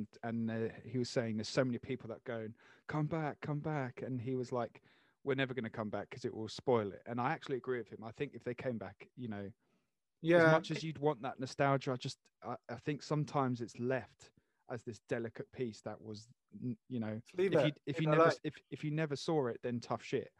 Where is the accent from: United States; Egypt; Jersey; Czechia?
Jersey; I'm so south because I'm from Jersey, so everything above.